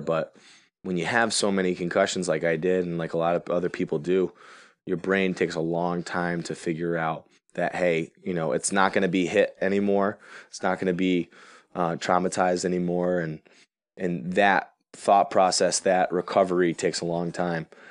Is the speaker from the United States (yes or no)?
yes; Connecticut, United States; my home state